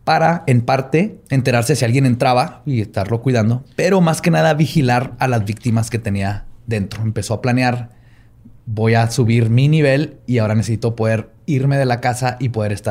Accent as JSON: {"language": "Spanish", "region": "Chihuahua", "country": "Mexico", "said": "Es que soy de Chihuahua."}